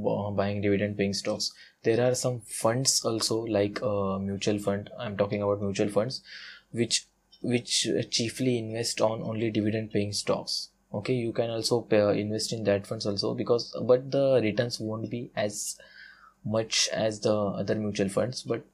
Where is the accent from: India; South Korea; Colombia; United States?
India; English is a second language; I'm an Indian guy